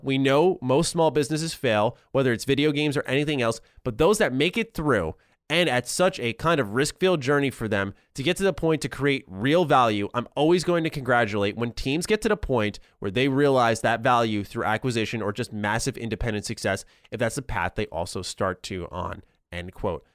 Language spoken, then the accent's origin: English; New York, United States; as a New Yorker